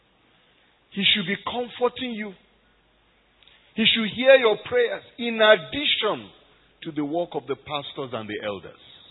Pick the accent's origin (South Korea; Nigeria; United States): Nigeria; moved away as an adult; now in Cairo, Egypt; I am Nigerian